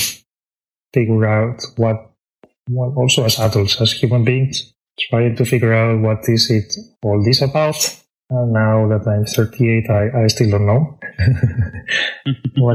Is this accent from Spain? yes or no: yes; Spain; moved away as an adult; now in Tokyo, Japan; I am originally from Spain. I was raised in a very countryside place